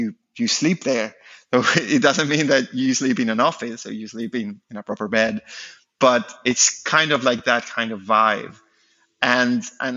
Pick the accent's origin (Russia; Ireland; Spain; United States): Spain; the very south of Spain, southern Spain; moved away as an adult; now in France; I'm from Spain, from the very south of Spain.